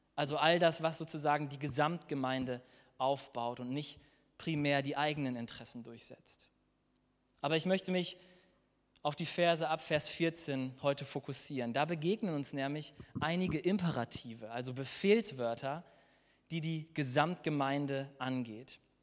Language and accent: German; Germany; wir als Deutsche in unserem Land in einem der reichsten Länder wohnen